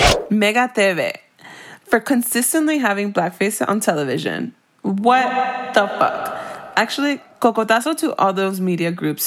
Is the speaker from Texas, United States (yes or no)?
no; Miami, Florida, United States; growing up in Miami